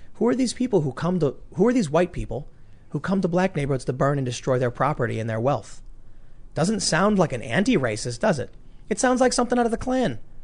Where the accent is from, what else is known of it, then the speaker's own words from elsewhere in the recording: Chicago, Illinois, United States; moved away; I grew up in the city. Everyone's a Democrat